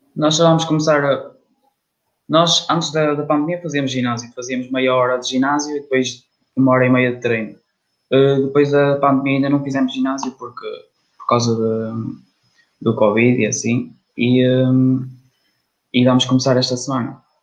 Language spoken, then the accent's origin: Portuguese; Braga, Norte, Portugal; Eu sou de Braga